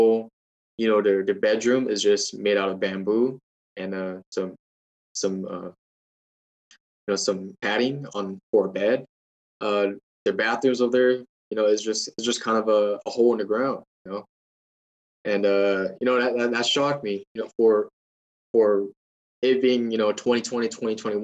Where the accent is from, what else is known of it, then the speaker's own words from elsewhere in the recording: United States; I was from the United States.